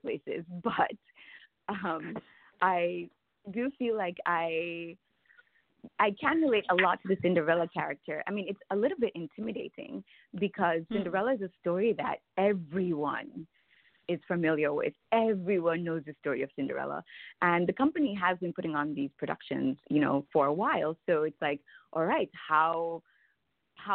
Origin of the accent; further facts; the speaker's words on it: Jamaica; now in United States; I grew up in Jamaica